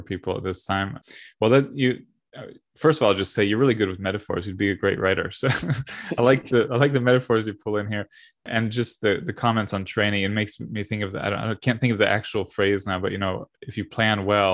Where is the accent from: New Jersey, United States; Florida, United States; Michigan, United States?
Florida, United States; I'm from Florida. I'm in Florida now